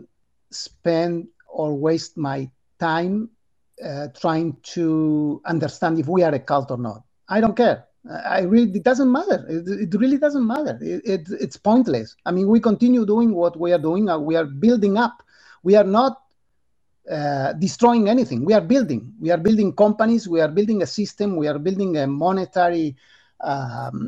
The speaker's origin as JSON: {"language": "English", "country": "Argentina", "tie": "born or raised there", "second_language": "English", "moved": "as an adult", "lives_now": "United States", "said": "I'm from Argentina. I born in Argentina. I live there until I was 45"}